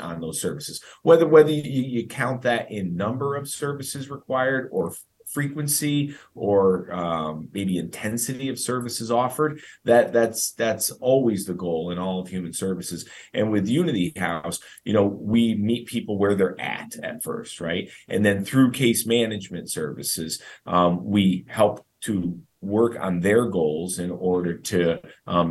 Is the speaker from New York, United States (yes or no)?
yes; Schenectady, New York, United States; I grew up in Schenectady, New York